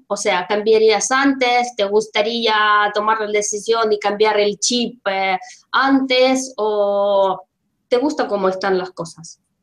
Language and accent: Spanish; Russia; Spanish is a second language; now in Spain; yo soy rusa, vivo en España